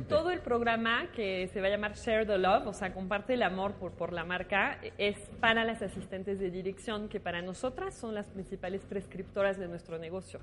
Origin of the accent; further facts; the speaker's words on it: France; moved away as an adult; now in Mexico; francesa, estoy en Francia, pero llegué a México por amor a Latinoamérica y ya nunca me regresé